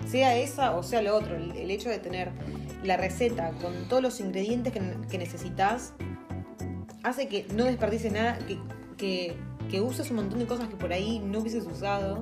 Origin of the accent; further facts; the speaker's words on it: Argentina; now in New Zealand; estamos re hambrentinos